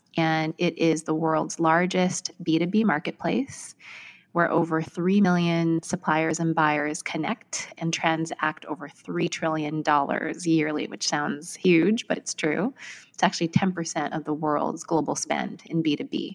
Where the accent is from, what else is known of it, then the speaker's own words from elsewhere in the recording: Vancouver, British Columbia, Canada; moved away as an adult; now in New York, United States; I was born and raised in Vancouver, Canada